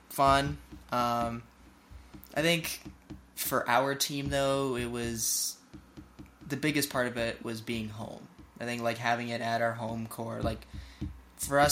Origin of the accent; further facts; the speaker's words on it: Fort Collins, Colorado, United States; I hail from Fort Collins, Colorado, originally